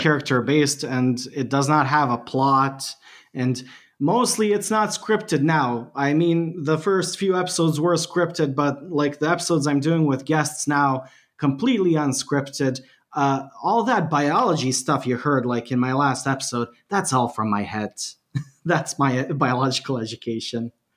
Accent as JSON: {"language": "English", "country": "Bosnia & Herzegovina", "second_language": "English", "said": "I'm from Bosnia and Herzegovina."}